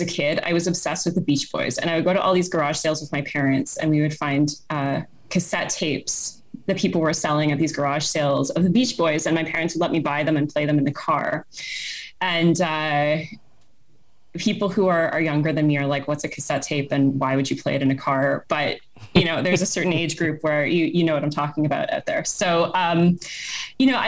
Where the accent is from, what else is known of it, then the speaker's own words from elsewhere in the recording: Toronto, Ontario, Canada; I grew up in Toronto